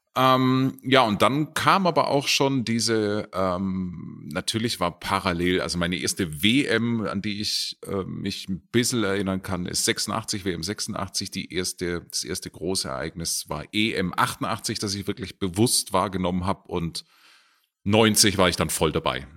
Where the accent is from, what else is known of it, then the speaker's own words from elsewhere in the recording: Herrenberg, Baden-Württemberg, Germany; now in Munich, Germany; also genauer gesagt komme ich aus Herrenberg